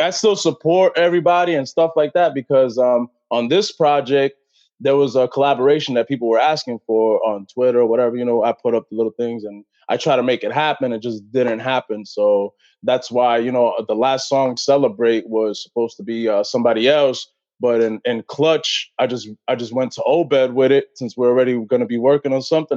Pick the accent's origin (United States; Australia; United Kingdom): United States; Brentwood, New York; I'm from Brentwood, New York